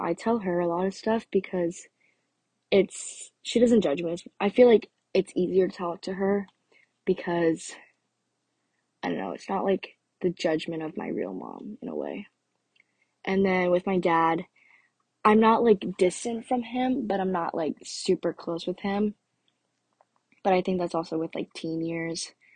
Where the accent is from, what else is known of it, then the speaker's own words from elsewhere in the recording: Orlando, Florida, United States; also born or lived in North Carolina; I was born in North Carolina, and I moved down here before I turned two. So, I have lived in Florida basically my whole life